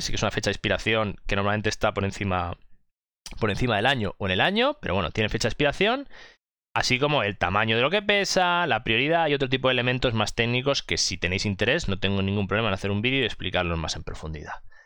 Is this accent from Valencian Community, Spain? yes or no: no; Mallorca, Balearic Islands, Spain; soy de Mallorca